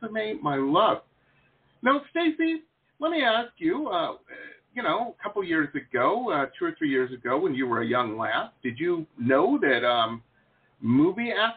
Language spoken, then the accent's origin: English; Detroit, Michigan, United States; also born or lived in Tahlequah, Oklahoma; now in South Florida, United States; I grew up in Metro Detroit